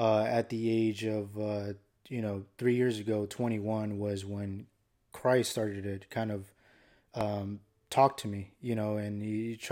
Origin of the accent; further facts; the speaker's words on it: Phoenix, Arizona, United States; I grew up here in Phoenix, Arizona